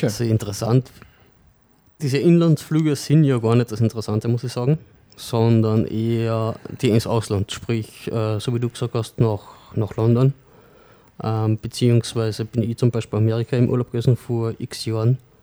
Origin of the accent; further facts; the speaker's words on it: Sankt Veit an der Glan, Carinthia, Austria; gebürtig aus St. Veit, beziehungsweise aktuell im Klangfahrtshaus. Bin im Gegensatz zum Christian ein immer schon ein echter Kärntner